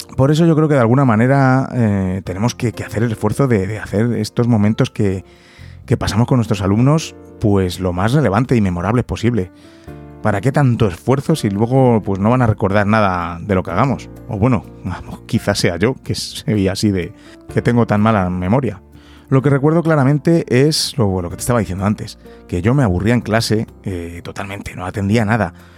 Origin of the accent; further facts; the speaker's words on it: Madrid, Community of Madrid, Spain; also born or lived in London; soy de, Madrid, he nacido aquí en Madrid. La verdad es que en ese sentido tampoco he tenido mucho movimiento. Casi siempre he estado aquí viviendo